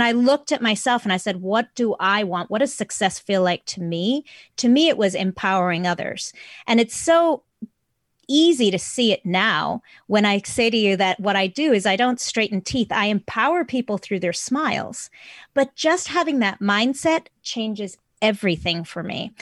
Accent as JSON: {"language": "English", "country": "South Africa", "moved": "yes", "said": "I'm from South Africa originally"}